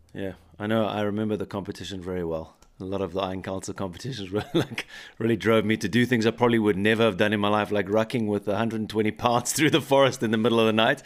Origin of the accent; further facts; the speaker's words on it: South Africa; now in Bavaria, Germany; I'm from South Africa, where it's quite similar to American culture